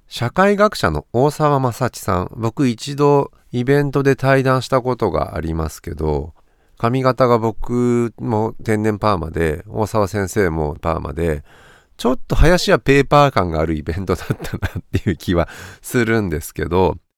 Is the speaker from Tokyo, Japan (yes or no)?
no; Kanazawa, Ishikawa, Japan; 僕金沢出身なので